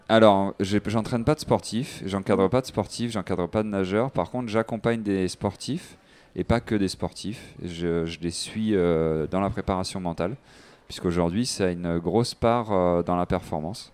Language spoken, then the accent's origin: French; French Guiana; J'ai grandi en Guyane française